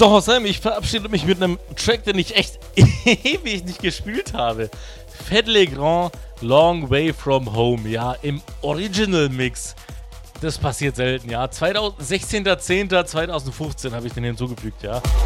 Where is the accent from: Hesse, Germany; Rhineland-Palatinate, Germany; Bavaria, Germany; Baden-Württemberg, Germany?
Baden-Württemberg, Germany; Karlsruhe; ich komme aus Karlsruhe